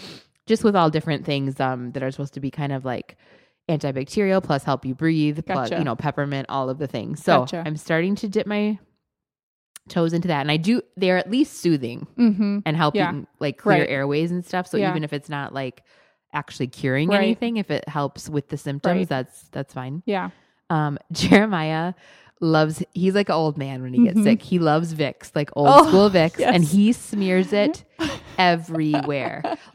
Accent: Wisconsin, United States; moved away; I grew up in Wisconsin where it was super humid

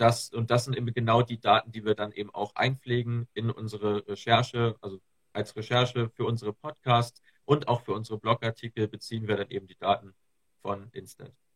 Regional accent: Germany; ich komme hier aus, Ham aus der Nähe von Hamburg, aus dem, aus dem hohen Norden

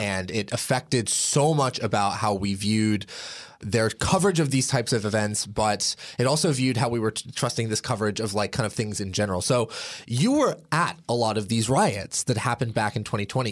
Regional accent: Portland, Oregon, United States; I am from Portland, Oregon

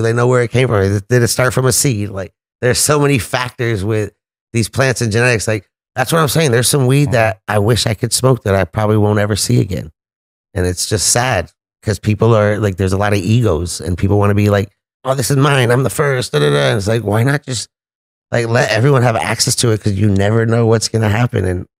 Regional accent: California, United States; I'm from California, dude.

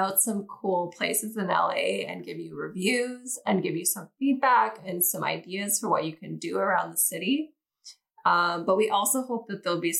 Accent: Canada; moved away as an adult; now in Los Angeles, United States; I'm still Canadian, so I'm on, like, a visitor's tourist visa

